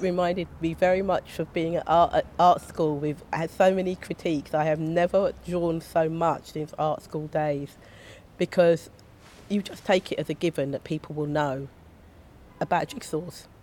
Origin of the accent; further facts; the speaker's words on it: London, United Kingdom; also born or lived in Stockwell / Kennington / Southwark; I'm from Brixton, I grew up in Brixton